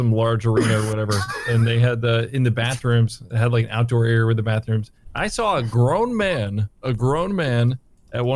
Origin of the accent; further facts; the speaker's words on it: Turkey; I'm from Turkey